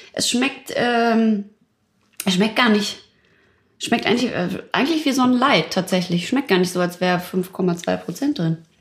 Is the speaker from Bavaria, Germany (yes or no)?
no; Ruhr area, North Rhine-Westphalia, Germany; ich komme ja aus dem Pott